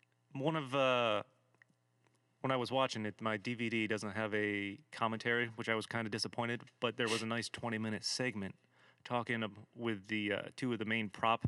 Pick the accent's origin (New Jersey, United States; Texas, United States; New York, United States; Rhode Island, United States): New York, United States; Schenectady; moved away; also born or lived in South Carolina; I'm from the Schenectady area, and I moved down to South Carolina for a while